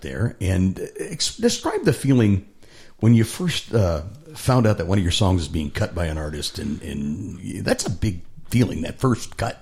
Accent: Cleveland, Ohio, United States; also born or lived in Cincinnati; now in Nashville, United States; We lived in Cincinnati for 25 years. I grew up in Cleveland

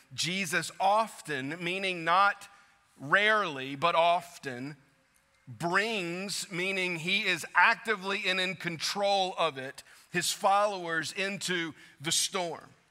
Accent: South Louisiana, United States; moved away as an adult; Growing up in South Louisiana, like I did

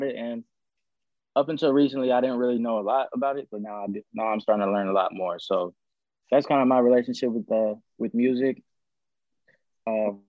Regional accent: Atlanta, Georgia, United States; I was born and raised in the Atlanta area

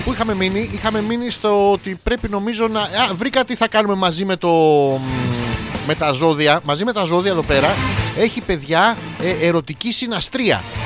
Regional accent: Athens, Attica, Greece; γεννήθηκα στην Αθήνα

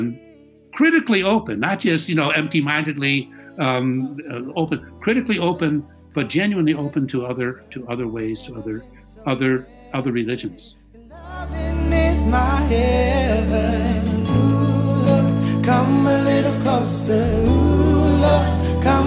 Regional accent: Chicago, Illinois, United States; I was brought up in Chicago, in a traditional middle-class Roman Catholic family

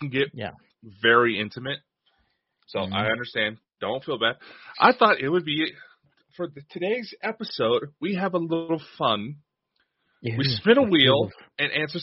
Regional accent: Idaho, United States; I'm from Idaho. I'm not from Alaska.

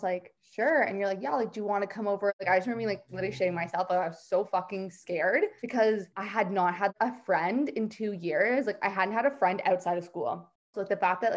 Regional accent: Greater Toronto Area, Toronto, Ontario, Canada; I am from GTA, Toronto.

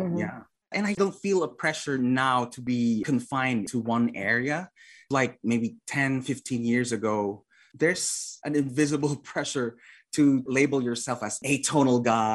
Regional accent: Philippines; moved away; I was away from the Philippines for like 12 years, I guess, 12, 13 years.

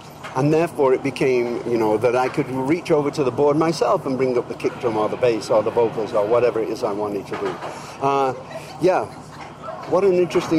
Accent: England, United Kingdom; born there; now in United States; I mean, I'm English. I was born in England. I'll always be English, of course, and I'm very proud of that.

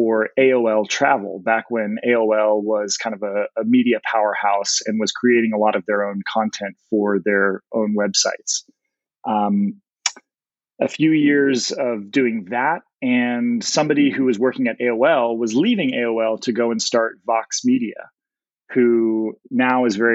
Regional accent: San Diego, California, United States; I grew up in San Diego

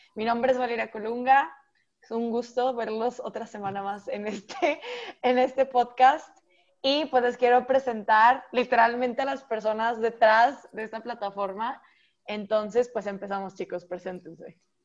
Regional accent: Monterrey, Nuevo León, Mexico; soy de Monterrey, México

